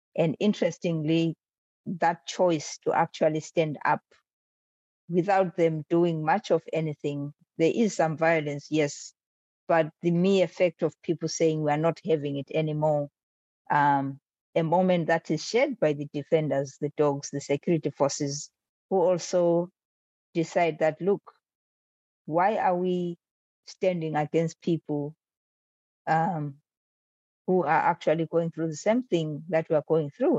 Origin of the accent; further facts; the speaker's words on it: Bulawayo, Zimbabwe; It's my hometown. It's my hometown. It's where I grew up